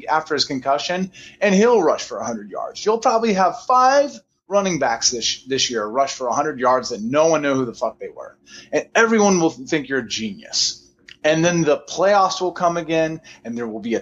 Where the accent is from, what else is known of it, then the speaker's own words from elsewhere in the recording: Beaverton, Oregon, United States; I'm from Beaverton